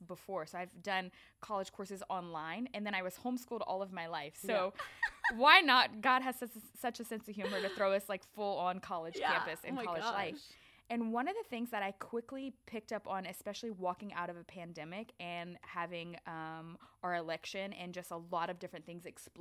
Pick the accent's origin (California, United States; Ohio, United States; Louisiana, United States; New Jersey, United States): Louisiana, United States; I'm from Louisiana